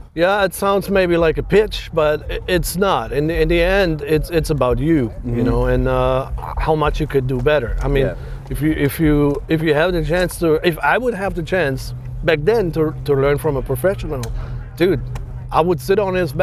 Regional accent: Germany; English is a second language; moved away as an adult; now in United States; I'm born and raised in Germany. I'm happy I could leave that country and get over here. Back in 2008

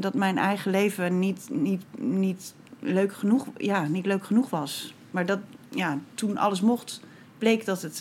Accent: Bedum, Groningen, Netherlands; now in Rotterdam, Netherlands; ik kom uit Groningen. Ja. Ook niet eens uit de stad trouwens, uit de, uit de provincie

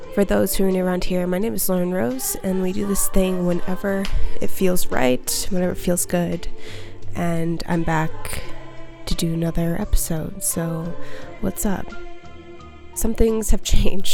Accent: Minneapolis, Minnesota, United States; moved away as an adult; now in Utah, United States; I came back to my hometown of Minneapolis, Minnesota

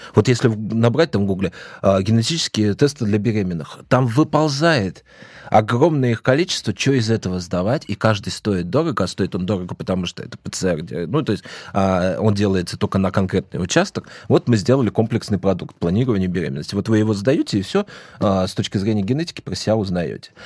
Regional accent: Moscow Oblast, Russia; also born or lived in Vladimir; я из Подмосковья

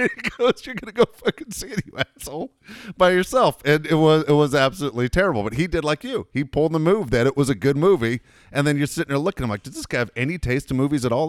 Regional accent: Los Angeles, California, United States; also born or lived in Tennessee; I was born in Los Angeles, moved to Tennessee, came back

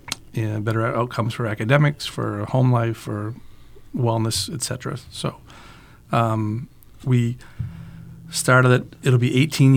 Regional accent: Manchester, New Hampshire, United States; I'm a Manchester native.

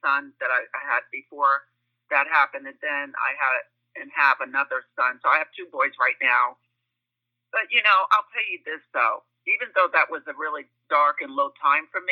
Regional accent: Glen Cove, New York, United States; moved away as an adult; now in Charlotte, United States; I am from Long Island, New York, a town called Glen Cove on the North Shore

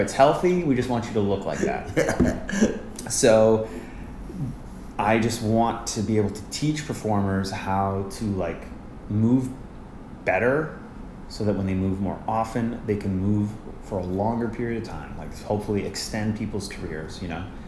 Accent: Winnipeg, Manitoba, Canada; moved away as an adult; now in New York, United States; I grew up in Winnipeg, Manitoba, which is a city uh, north of Fargo in Canada.

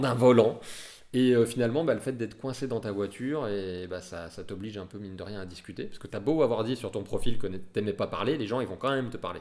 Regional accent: Lyon, Auvergne-Rhône-Alpes, France; nous, on est lyonnais

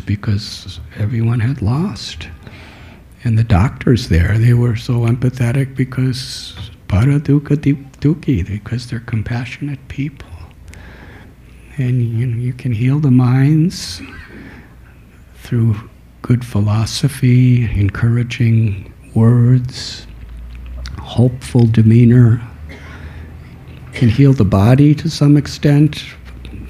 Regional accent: Chicago, Illinois, United States; I was born in Chicago

